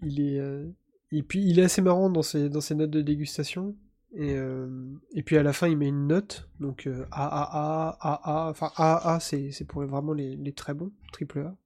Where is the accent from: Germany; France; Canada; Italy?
France; Breton, Brittany; je suis un breton.